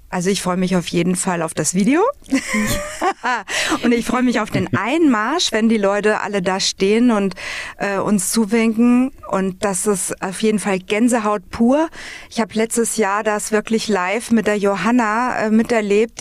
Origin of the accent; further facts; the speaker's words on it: Flieden, Hesse, Germany; Ich bin im wunderschönen Flieden geboren, in dem Königreich, und bin sechsundvierzig Jahre